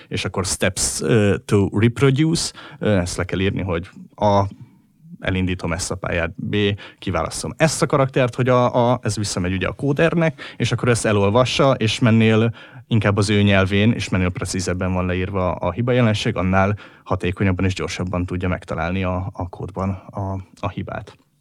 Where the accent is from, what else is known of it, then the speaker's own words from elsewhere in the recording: Hungary; hogyha már magyarok vagyunk